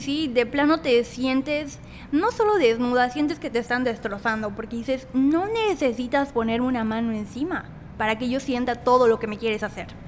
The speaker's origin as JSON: {"language": "Spanish", "area": "Tahmek, near Mérida", "region": "Yucatán", "country": "Mexico", "moved": "yes", "lives_now": "Mérida, Mexico", "said": "soy de Tazmé, un municipio a 40 minutos de, Mérida. Eh, soy de ahí, pero actualmente vivo aquí en Mérida."}